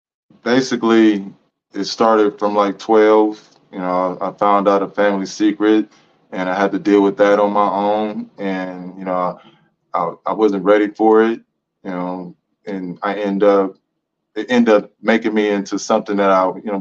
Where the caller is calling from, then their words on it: Columbus, Ohio, United States; I'm coming from Columbus, Ohio. I'm a professional master barber